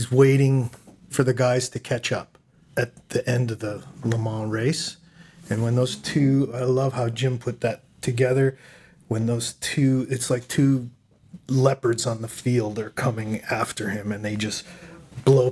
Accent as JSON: {"language": "English", "area": "outside of Toronto", "region": "Ontario", "country": "Canada", "tie": "born or raised there", "moved": "as an adult", "said": "I came from Canada. I grew up outside of Toronto and got into film there and moved here years later"}